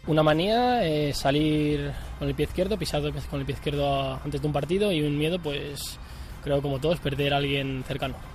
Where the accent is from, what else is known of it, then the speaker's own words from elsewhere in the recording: San Adrián, Navarre, Spain; San Adrián, de donde yo soy